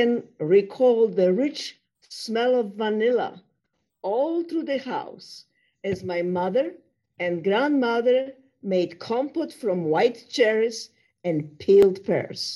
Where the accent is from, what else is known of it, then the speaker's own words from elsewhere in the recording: Poland; now in United States; I am originally from Poland.